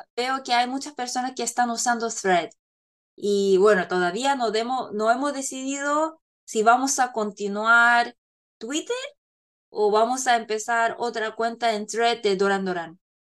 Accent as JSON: {"language": "Spanish", "country": "South Korea", "second_language": "Spanish", "said": "yo soy coreana y Paloma chilena, entonces claro, como vivimos, vivimos en Corea"}